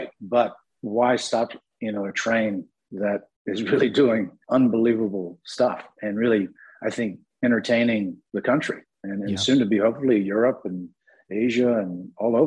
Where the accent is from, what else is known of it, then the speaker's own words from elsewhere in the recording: Santa Barbara, California, United States; I'm from Santa Barbara